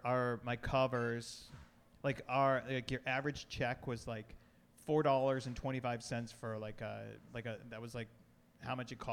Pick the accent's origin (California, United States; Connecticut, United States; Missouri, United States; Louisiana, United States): Connecticut, United States; now in Washington, United States; I came to D.C. in 93 from Connecticut.